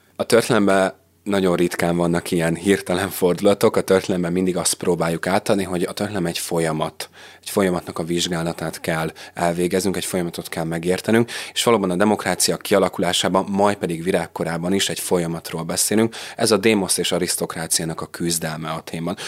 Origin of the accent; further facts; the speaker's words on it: Hungary; mi is innen tudjuk, hogy magyarok vagyunk, hiszen egy nyelvet beszélünk